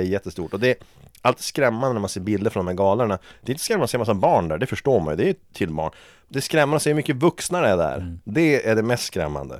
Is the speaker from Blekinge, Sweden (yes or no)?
no; Vilhelmina, Västerbotten County, Sweden; moved away; i Vilhelmina där jag växte upp